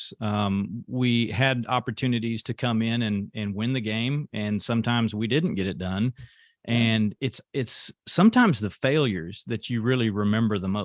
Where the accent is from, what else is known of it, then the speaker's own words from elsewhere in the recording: Houston, Texas, United States; also born or lived in San Diego; my hometown heroes, the Houston Astros